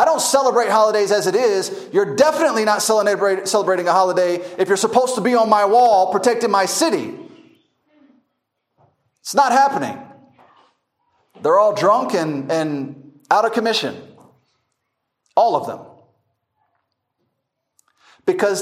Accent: United States; moved away; also born or lived in Masaka, Uganda; I'm an American

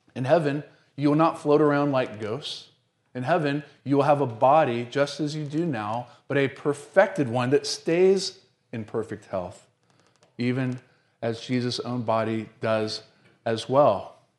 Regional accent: the South, United States; I'm from the South

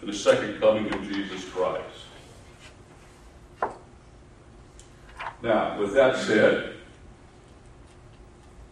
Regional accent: Appalachia, United States; I grew up in Appalachia back in the 60s

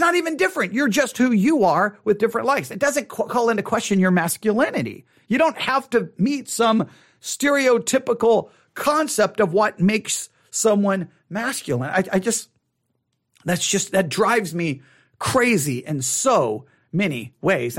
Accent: Buffalo Gap, Texas, United States; also born or lived in Abilene, Texas; Buffalo Gap, Texas is where I grew up for the, a, a good portion of my life

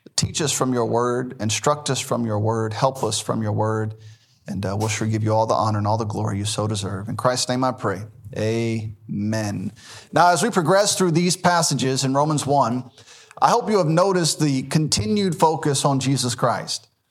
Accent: Memphis, Tennessee, United States; I was born in Memphis, Tennessee.

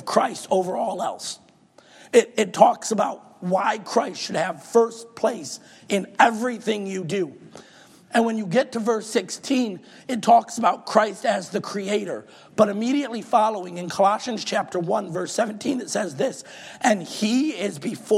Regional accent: Michigan, United States; moved away; Growing up in Michigan

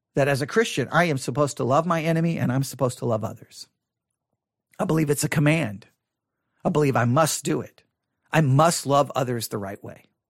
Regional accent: Buffalo Gap, Texas, United States; I grew up in Buffalo Gap, Texas

